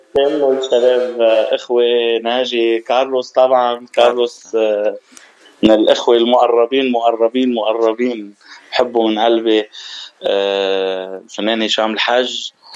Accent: Ain el Kharroubeh, Mount Lebanon, Lebanon; now in Dubai, United Arab Emirates; انا ابن جبل لبنان

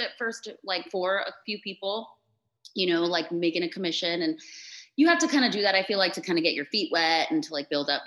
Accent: Florida, United States; also born or lived in Chula Vista, California / San Diego, California; I was born in San Diego, California, so like Chula Vista area. And my parents moved to Florida. My parents were both born in Mexico, so I'm like a proud Mexican. And my parents moved us to Florida when I was 3. So I'm pretty much a Florida girl for sure.

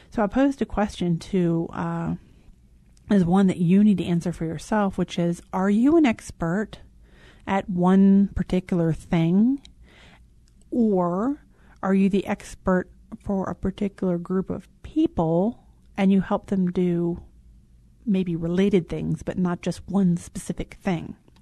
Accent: Richmond, Virginia, United States; moved away; I miss the South. I'm from Richmond, Virginia

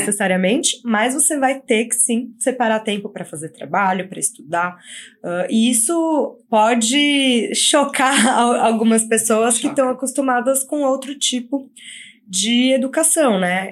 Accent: São Paulo, Brazil; moved away as an adult; now in Canada; sou de São Paulo

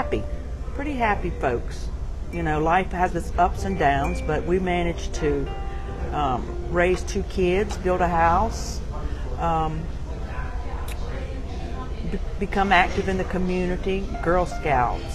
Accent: Dare County, North Carolina, United States; Born and raised in Dare County, North Carolina, about as far east as you can get. In Dare County, Nags Head, Manio, Wanchese

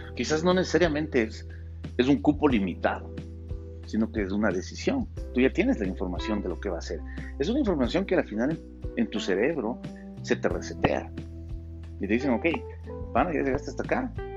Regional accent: Ecuador; aquí en mi país, en Ecuador

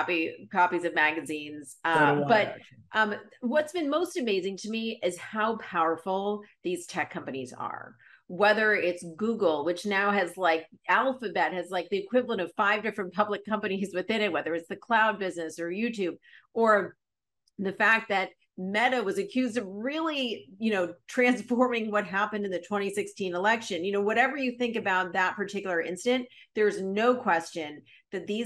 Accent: Los Angeles, California, United States; I grew up in Los Angeles

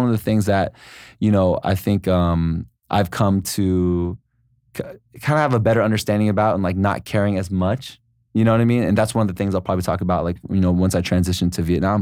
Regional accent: San Diego, California, United States; moved away as an adult; also born or lived in Los Angeles; I'm originally from San Diego, and then, uh, I think it's been about ten years ago, I moved to Los Angeles

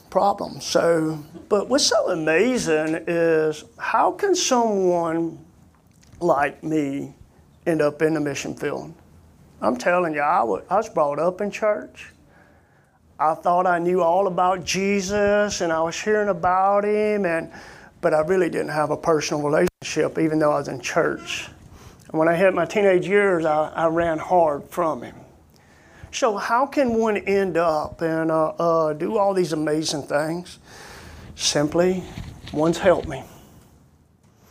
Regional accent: Coleman, Alabama, United States; We're from Coleman, Alabama, where we grew up

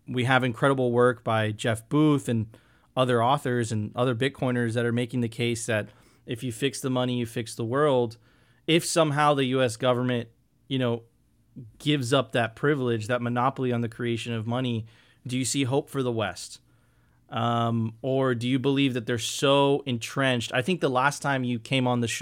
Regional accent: Venezuela; moved away; I come from Venezuela

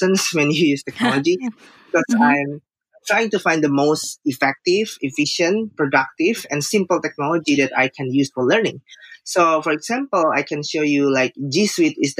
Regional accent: Jakarta, Indonesia; I'm from Jakarta, Indonesia.

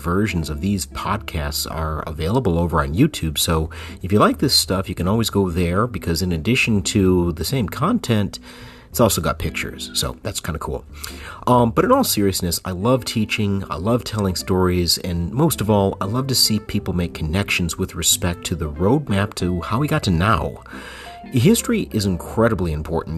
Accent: Flint, Michigan, United States; moved away as an adult; also born or lived in East Lansing, Michigan; now in Texas, United States; I grew up in Flint, Michigan, and I moved to Texas in 2009.

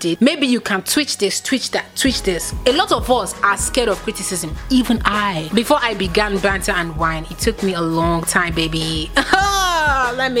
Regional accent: Nigeria; as a Nigerian youth

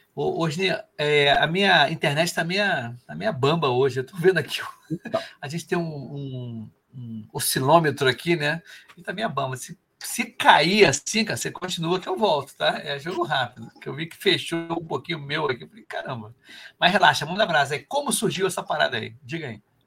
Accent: Rio de Janeiro, Brazil

